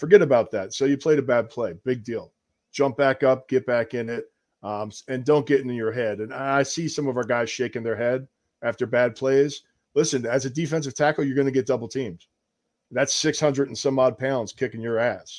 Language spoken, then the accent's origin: English; New Jersey, United States; moved away as an adult; also born or lived in Tennessee; growing up in Jersey, we watched Penn State and we watched pro football